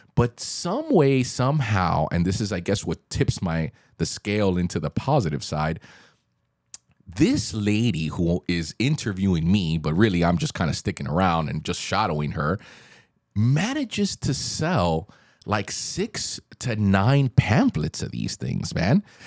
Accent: Miami, Florida, United States; also born or lived in Australia; we grew up here in Miami. You know, we're Miami boys through and through

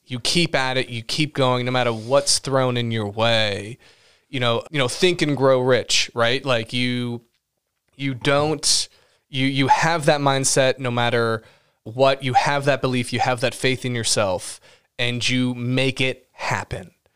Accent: Los Angeles, California, United States; I was born in Los Angeles

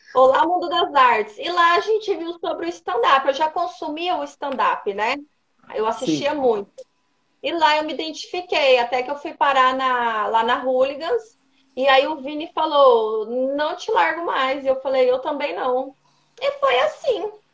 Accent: Colíder, Mato Grosso, Brazil; now in Cuiabá, Brazil; Em Colíder, no interior aqui do Mato Grosso.

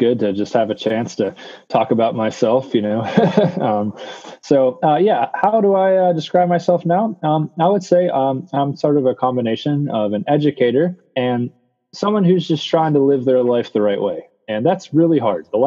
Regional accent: Bethel Park, Pennsylvania, United States; I grew up in Bethel Park, Pennsylvania

